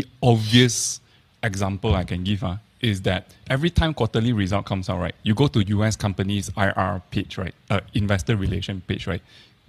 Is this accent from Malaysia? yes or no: yes; Malaysia; we are Malaysian. We know Malaysia.